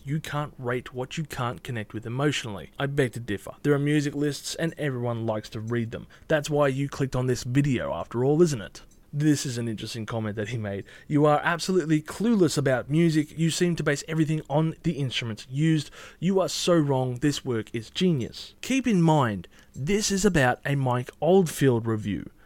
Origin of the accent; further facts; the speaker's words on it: Australia; I'm Australian